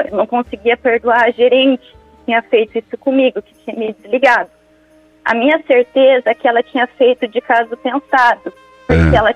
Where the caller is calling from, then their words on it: Campo Mourão, Paraná, Brazil; Eu falo de Campo Mourão, Paraná.